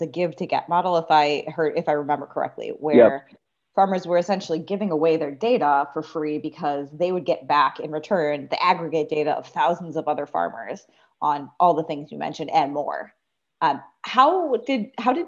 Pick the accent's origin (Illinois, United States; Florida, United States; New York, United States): Illinois, United States; I also grew up in, I came from Illinois and also from the Midwest